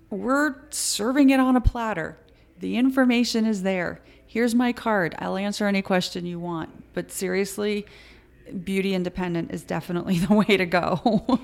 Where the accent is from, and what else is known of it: Connecticut, United States